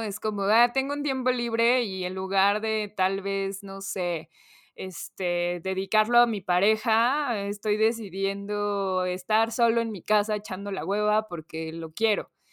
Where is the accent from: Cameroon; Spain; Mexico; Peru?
Mexico; típica cortesía que tenemos como mexicanos